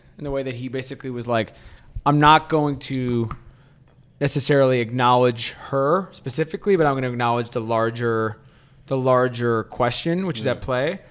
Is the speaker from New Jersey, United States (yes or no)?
no; New York, United States; moved away; I'm from New York my whole life